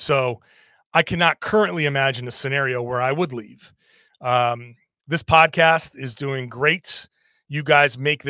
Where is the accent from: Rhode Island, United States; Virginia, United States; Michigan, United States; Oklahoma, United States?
Rhode Island, United States; I grew up in Rhode Island. I went to school in Boston. I'm a very much New Englander.